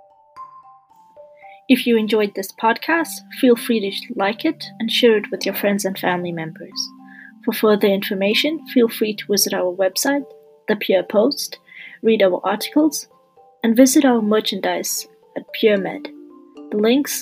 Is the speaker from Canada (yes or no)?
yes; Canada; I'm a Canadian medical student